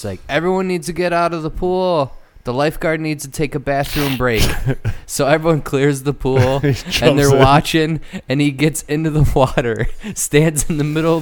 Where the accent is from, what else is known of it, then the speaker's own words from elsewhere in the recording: Wisconsin, United States; growing up in Wisconsin